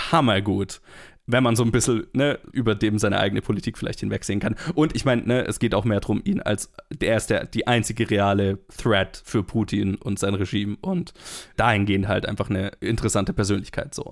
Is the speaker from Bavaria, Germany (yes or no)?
no; Black Forest, Baden-Württemberg, Germany; in der Gegend, wo ich herkomme